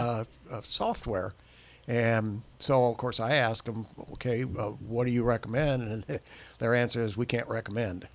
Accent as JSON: {"language": "English", "town": "Bremen", "region": "Indiana", "country": "United States", "tie": "born or raised there", "said": "Well, I was born in Bremen and raised there all my adult life."}